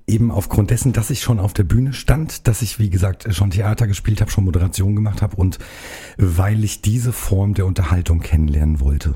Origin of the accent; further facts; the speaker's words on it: Karben, Hesse, Germany; komme hier aus dem Nachbarkreis, aus der Wetterau, aus Karben, um genau zu sein, bei Bad Vilbel